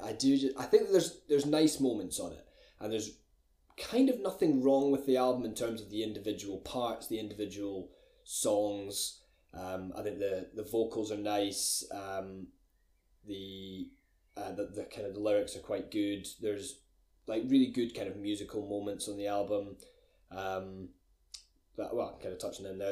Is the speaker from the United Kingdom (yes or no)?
yes; Glencoe, Scotland, United Kingdom; I'm from Glencoe. I'm from a little Scottish village.